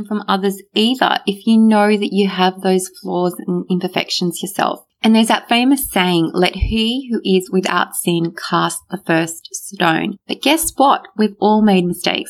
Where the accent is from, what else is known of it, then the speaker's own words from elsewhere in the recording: Australia; English is a second language; I actually went to school even not knowing how to speak a word of English, even though I was born here in Australia